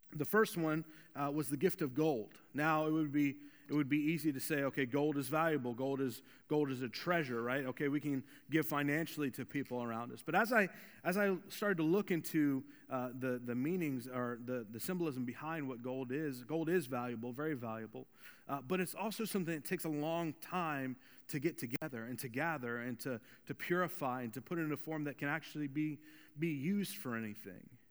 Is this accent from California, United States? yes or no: no; Volusia County, Florida, United States; I was born and raised in Volusia County